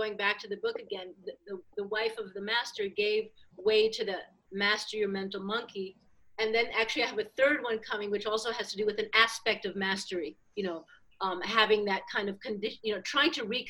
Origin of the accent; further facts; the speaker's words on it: New York City, New York, United States; moved away; also born or lived in Miami; I was raised in Manhattan in the 60s